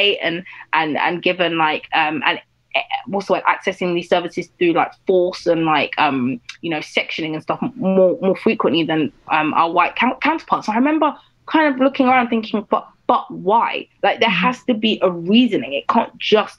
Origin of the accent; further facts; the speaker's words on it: United Kingdom; I was growing up in Britain as a black girl for my entire life, but also I was growing up as like a young Nigerian girl